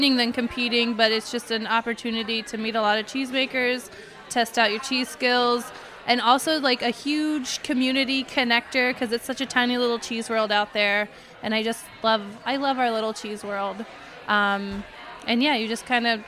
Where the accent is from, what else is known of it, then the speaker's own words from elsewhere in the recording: Montana, United States; now in New York City, United States; I'm from Montana